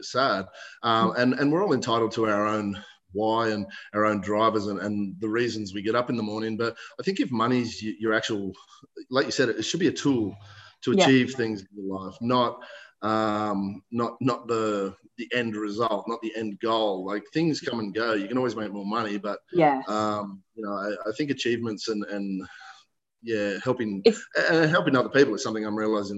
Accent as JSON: {"language": "English", "area": "Blue Mountains", "region": "New South Wales", "country": "Australia", "also_born_or_lived": "Western Sydney", "said": "I'm from the Blue Mountains. Hence my handle."}